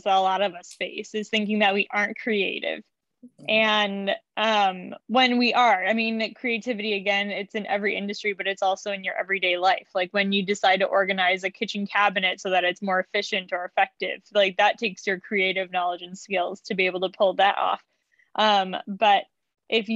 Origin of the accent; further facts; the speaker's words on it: Chicago, Illinois, United States; I am from Chicago, and I have lived here most of my life, except for a few little stints